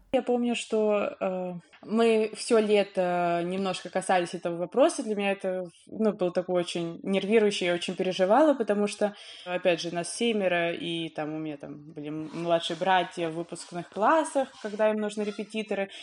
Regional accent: Dubna, Moscow Oblast, Russia; я не из Москвы, я вот в Дубне живу и жила.

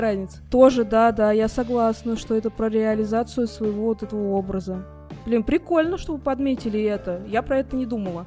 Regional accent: Russia; я россиянка

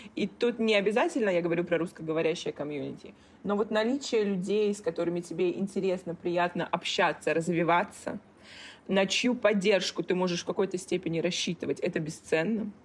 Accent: Kaliningrad, Kaliningrad Oblast, Russia; moved away as an adult; also born or lived in Italy / Czech Republic / Hong Kong; now in Singapore; Росла, да, я росла в Калининграде

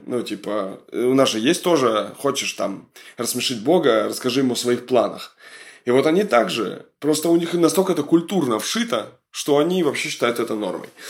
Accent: Kamchatka Krai, Russia; Я просто с Камчатки сам

